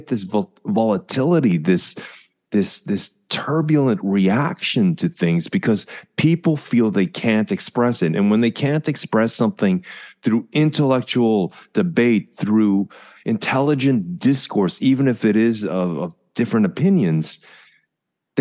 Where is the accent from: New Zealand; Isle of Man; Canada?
Canada; moved away; As a Canadian